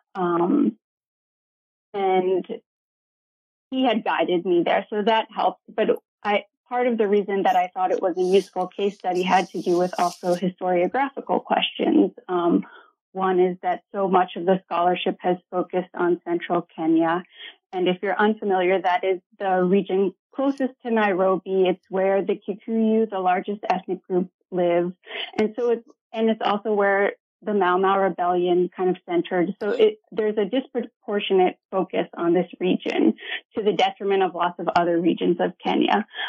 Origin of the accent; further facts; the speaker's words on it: Ohio, United States; moved away as an adult; also born or lived in Iowa / Georgia / Ghana / Lesotho; so I grew up in Ohio in a small college town